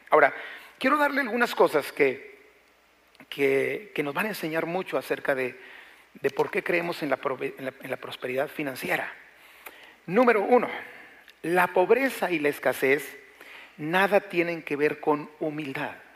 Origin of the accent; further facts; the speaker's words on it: Mexico; nuestro México